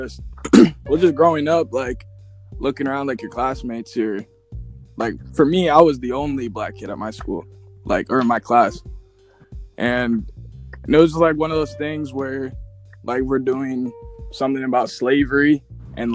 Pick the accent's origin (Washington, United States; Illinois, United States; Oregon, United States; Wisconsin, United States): Washington, United States; Wenatchee; I've lived here my whole life.